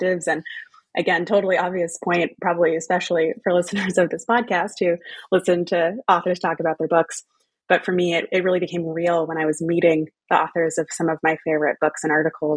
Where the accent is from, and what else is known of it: Texas, United States; born or raised there; moved away as an adult; also born or lived in Louisiana / New England / United Kingdom